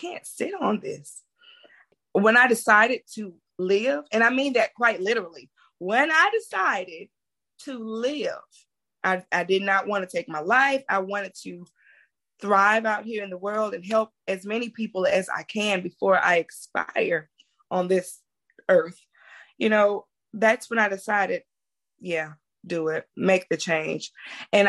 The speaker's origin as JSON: {"language": "English", "region": "Mississippi Delta", "country": "United States", "said": "I'm from the Mississippi Delta"}